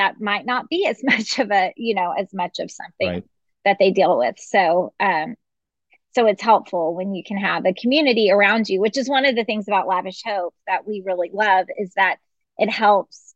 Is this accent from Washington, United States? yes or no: no; Dallas, Texas, United States; now in Lubbock, United States; I grew up in Dallas